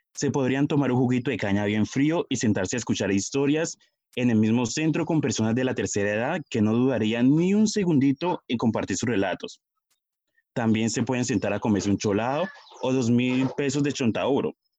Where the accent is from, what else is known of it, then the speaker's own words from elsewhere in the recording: Puerto Tejada, Cauca, Colombia; yo soy de Puerto Teja